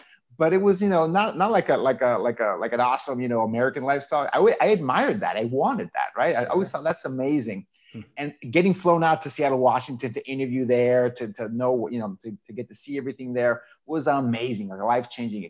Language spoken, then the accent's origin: English; Tijuana, Baja California, Mexico; accent: Southern California; born and raised in Tijuana, Mexico, on the border with the U.S.